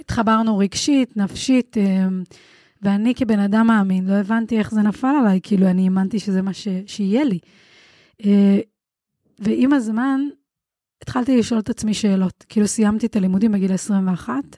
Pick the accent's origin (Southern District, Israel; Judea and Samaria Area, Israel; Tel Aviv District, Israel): Tel Aviv District, Israel; Bnei Brak; אני גדלתי כחרדית מבני ברק